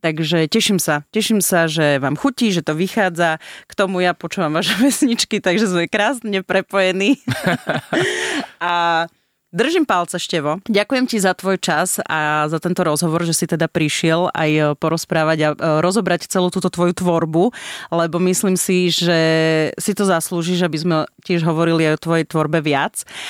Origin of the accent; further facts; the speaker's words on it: eastern Slovakia, Slovakia; now in Bratislava, Slovakia; som z východu a že som Rusinka